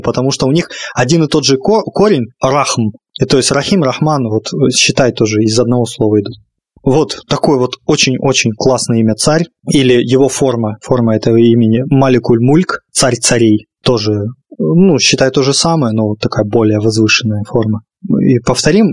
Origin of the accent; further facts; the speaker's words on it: Russia; страна, в которой я родился, в которой я 25 лет уже живу